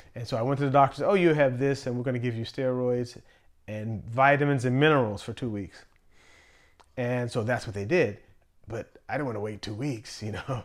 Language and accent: English; Pittsburgh, Pennsylvania, United States; moved away as an adult; also born or lived in Virginia; I'm from Pittsburgh